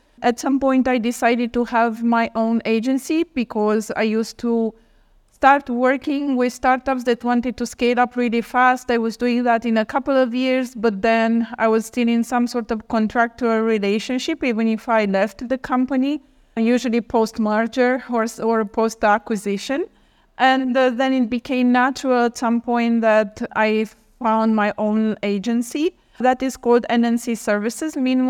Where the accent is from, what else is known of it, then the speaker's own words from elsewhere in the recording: Romania; I am originally from Romania